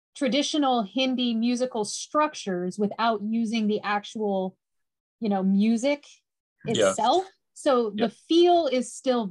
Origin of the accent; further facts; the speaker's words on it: United States; I'm the American on the chat